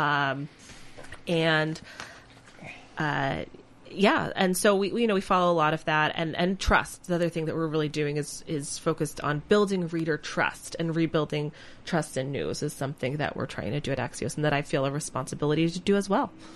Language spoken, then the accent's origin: English; Vermont, United States; now in Minnesota, United States; I grew up in Vermont